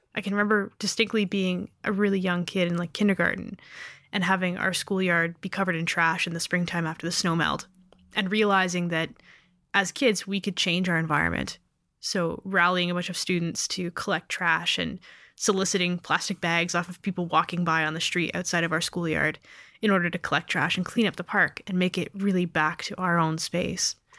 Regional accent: Canada; Being born Canadian

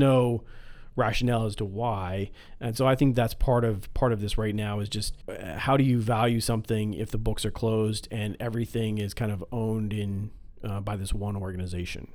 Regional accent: Midwest, United States; we're from the Midwest

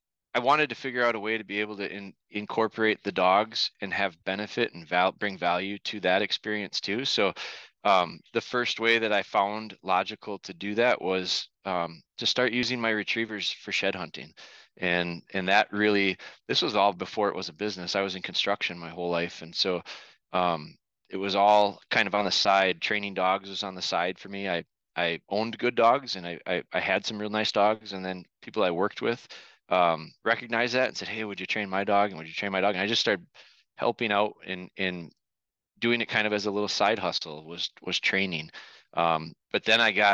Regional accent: northern Wisconsin, United States; I was born and raised here in Wisconsin, northern Wisconsin, and now we're located kind of in central Wisconsin

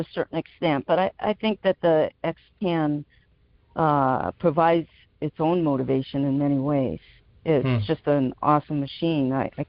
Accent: Seattle, Washington, United States; moved away as an adult; now in Cape Cod, United States; I'm 62 years old, and I grew up in Seattle, Washington. But I've been living in Cape Cod, Massachusetts for 30 plus years with my husband, raised three children here.

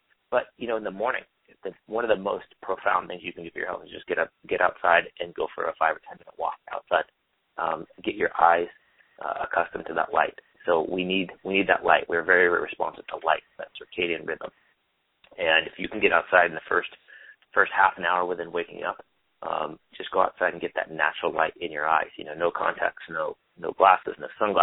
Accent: Olympia, Washington, United States; now in Santa Monica, United States; I was born in Olympia, Washington

